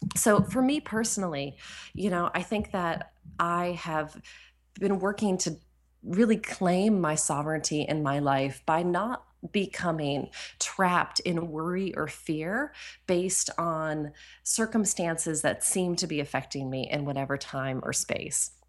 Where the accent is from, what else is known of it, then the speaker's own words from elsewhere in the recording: New Hampshire, United States; moved away; also born or lived in Ashland, Oregon; I grew up in New Hampshire, so I'm from New England